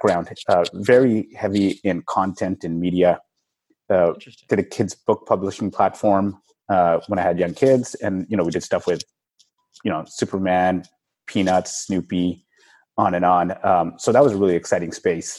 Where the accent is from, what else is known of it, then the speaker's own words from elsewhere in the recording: Vancouver, British Columbia, Canada; moved away; I'm from Vancouver originally